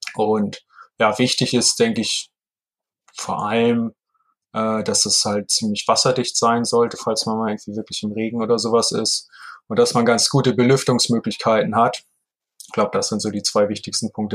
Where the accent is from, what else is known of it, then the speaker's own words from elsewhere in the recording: Heide, Schleswig-Holstein, Germany; also born or lived in Hamburg; in meiner Geburtsstadt, in Heide, in Schleswig-Holstein